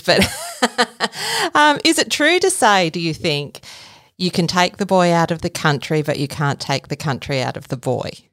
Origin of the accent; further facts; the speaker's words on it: Gippsland, Victoria, Australia; I'm a Gippsland girl myself. It's a it's a great place to grow up